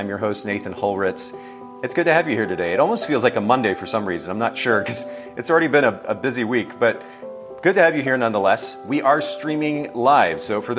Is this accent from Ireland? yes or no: no; Japan; I don't know if you know this, Leandra, but I grew up in Japan, and my last name in Japan, the way that the Japanese people pronounce it is ….